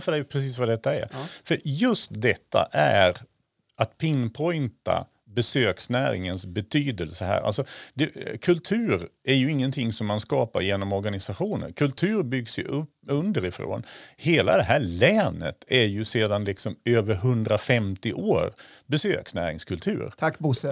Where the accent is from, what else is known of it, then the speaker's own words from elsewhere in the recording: southern Sweden, Sweden; now in Östersund, Sweden; Jag kommer från södra Sverige